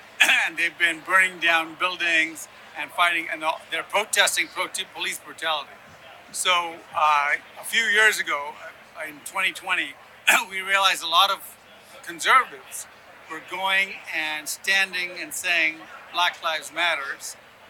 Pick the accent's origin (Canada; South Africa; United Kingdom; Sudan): Sudan; also born or lived in Yemen / Ethiopia / Ghana; I grew up in Sudan and Yemen and Ethiopia, but I was born in Ghana